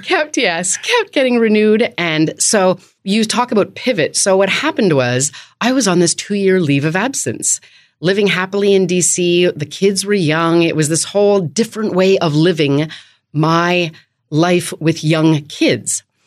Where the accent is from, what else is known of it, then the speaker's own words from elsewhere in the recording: Canada; also born or lived in Winnipeg, Manitoba; now in Washington, D.C., United States; I am from Canada